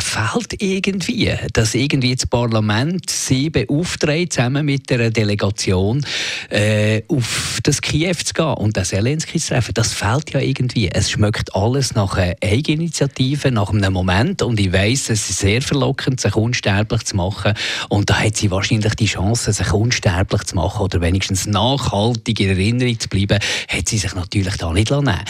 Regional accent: Switzerland; als Bürger, als Schweizer Bürger

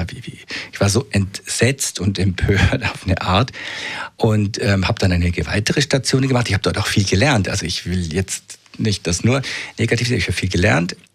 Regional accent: Munich, Bavaria, Germany; born there; Nein, ich, ich bin nicht hier geboren. Ich bin in München geboren im Jahr 65, also bin jetzt 57 und ähm, habe äh, Psychologie studiert in München

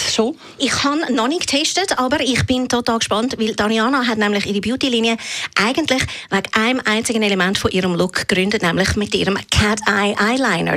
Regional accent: Switzerland; bei uns in der Schweiz

